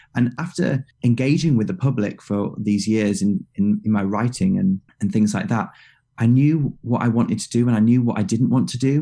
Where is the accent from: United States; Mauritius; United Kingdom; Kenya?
United Kingdom; as a British guy